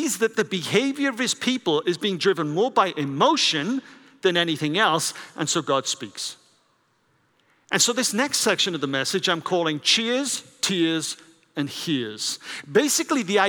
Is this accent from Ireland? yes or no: no; Wales, United Kingdom; I grew up in Wales with the Welsh Revival.